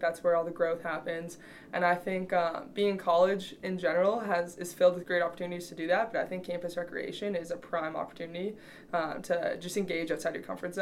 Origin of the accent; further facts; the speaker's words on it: Canada; also born or lived in Michigan, United States; now in Kearney, United States; I'm from Canada, but I came here from Eastern Michigan.